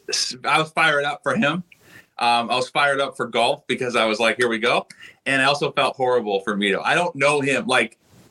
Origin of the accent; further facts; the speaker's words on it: Seattle, Washington, United States; I'm from Seattle.